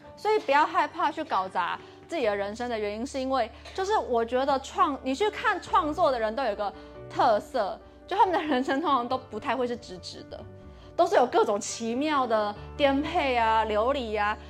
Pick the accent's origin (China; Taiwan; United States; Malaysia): Taiwan; 我从小在台湾的升学主义下